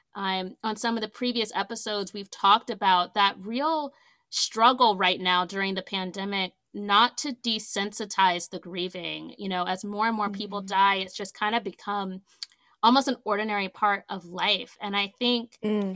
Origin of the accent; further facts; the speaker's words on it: Virginia and the Carolinas, Southeast, United States; moved away as an adult; now in New England, United States; I grew up mostly in Virginia and the Carolinas.